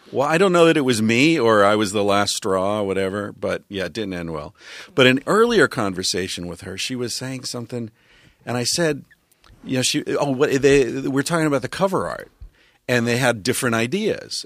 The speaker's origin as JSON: {"language": "English", "region": "Pennsylvania", "country": "United States", "tie": "born or raised there", "said": "I grew up in Pennsylvania"}